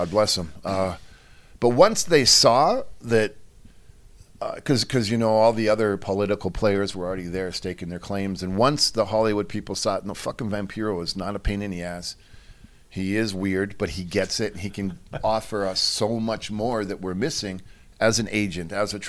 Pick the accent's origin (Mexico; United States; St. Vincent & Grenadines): Mexico; because I'm from Mexico and I'm hardcore